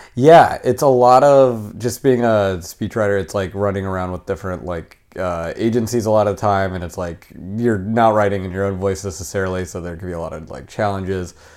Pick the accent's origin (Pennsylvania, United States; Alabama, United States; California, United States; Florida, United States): California, United States; accent: American; I'm from California